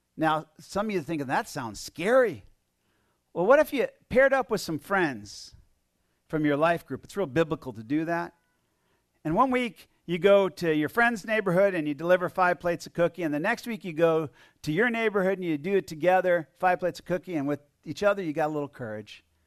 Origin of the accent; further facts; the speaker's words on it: Plainfield, United States; God just called me to be a missionary to my family and then a, a missionary to my hometown